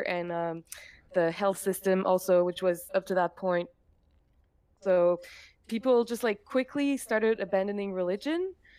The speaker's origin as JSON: {"language": "English", "town": "Montreal", "region": "Quebec", "country": "Canada", "said": "I'm from Montreal, Quebec."}